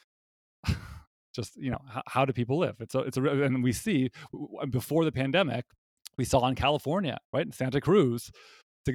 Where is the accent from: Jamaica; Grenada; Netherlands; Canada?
Canada; I'm a Canadian and I went to university in Canada